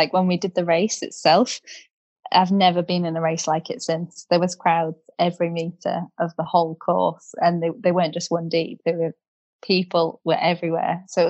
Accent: United Kingdom; I think it was just a phenomenal experience as a British rider with British crowds, British weather.

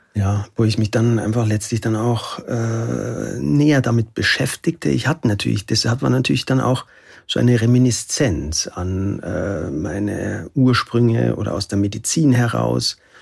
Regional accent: Oberammergau, Bavaria, Germany; Ich komme aus Oberammergau

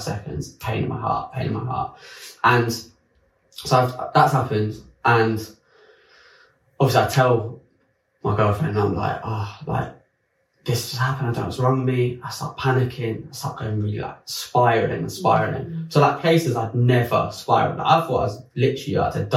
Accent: France; moved away as an adult; also born or lived in London; I grew up in France

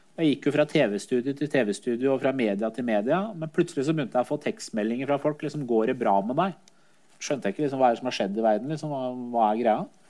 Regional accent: Skotselv, Buskerud, Norway; also born or lived in Iran / Drammen; Jeg vokste opp i Skotselva, eh, i det miljøet

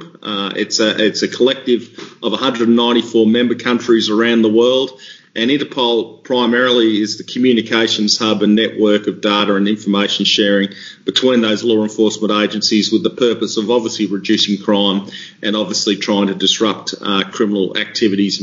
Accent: Melbourne, Victoria, Australia; moved away as an adult; now in Singapore; I was born and bred in Melbourne, actually, in the eastern suburbs, went to school

